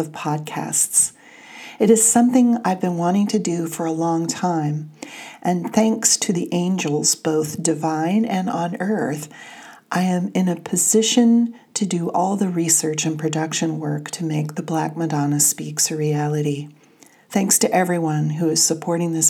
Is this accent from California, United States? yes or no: yes; California, United States; accent: Californian; my Californian accent